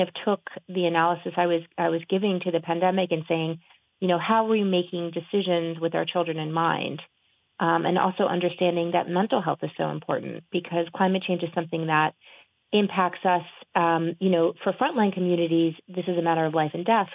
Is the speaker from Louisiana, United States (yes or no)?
yes; New Orleans, Louisiana, United States; New Orleans after Katrina, which is my hometown